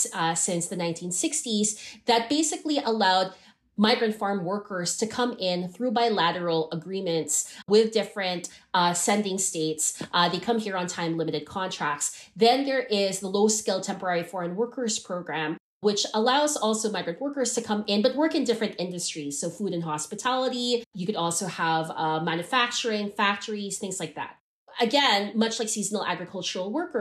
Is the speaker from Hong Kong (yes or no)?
yes; Hong Kong; also born or lived in Philippines; now in Canada; When I was living in Hong Kong, I grew up in Hong Kong